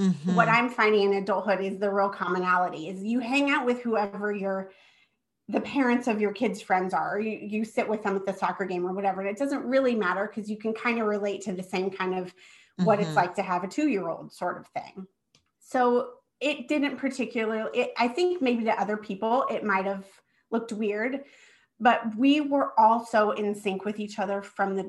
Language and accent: English; Nebraska, United States; moved away; I live in Nebraska. I'm born and raised here.